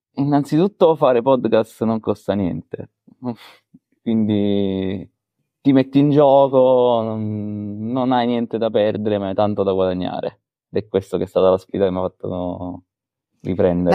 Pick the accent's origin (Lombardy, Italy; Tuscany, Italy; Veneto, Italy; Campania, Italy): Campania, Italy; Caserta; sono di Caserta